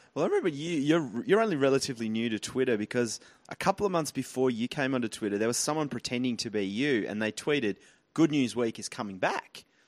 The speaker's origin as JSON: {"language": "English", "region": "Tasmania", "country": "Australia", "tie": "born or raised there", "said": "I grew up in Tasmania"}